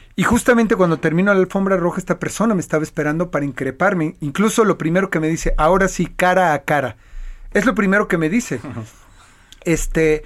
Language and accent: Spanish; Mexico; Como mexicano, como latino